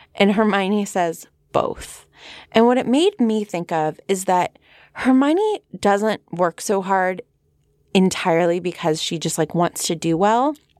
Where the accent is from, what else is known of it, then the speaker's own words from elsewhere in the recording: San Fernando Valley, California, United States; accent: Valley Girl; my Valley Girl accent